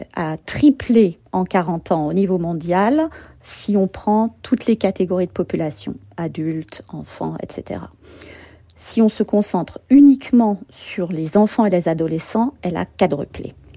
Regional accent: France; moved away as an adult; now in United States; je suis française, comme vous le savez, et je suis allée vivre aux États-Unis

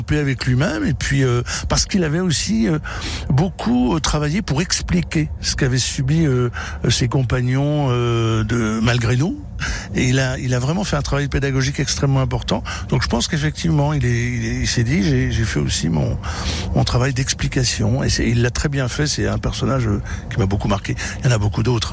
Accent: Vosges, Grand Est, France; also born or lived in Nancy; je suis vosgien de cœur

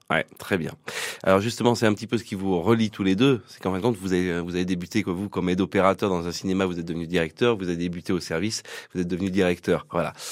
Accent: Riom, Auvergne-Rhône-Alpes, France; also born or lived in Volvic; Je suis né à Rion, exactement, en Auvergne.

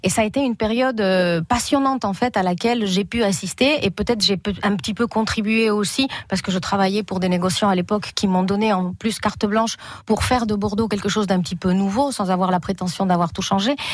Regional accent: Spain; French is a second language; moved away as an adult; now in France; moi, j'ai appris le français et la culture française en Espagne, euh, apporté par des personnes françaises, mais je n'étais jamais venue en France en fait

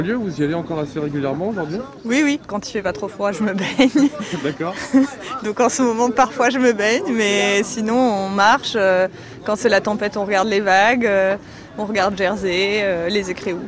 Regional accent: Cherbourg, Normandy, France; moved away; also born or lived in Portbail; j'ai grandi au bord de la mer, j'ai grandi à Cherbourg et ici

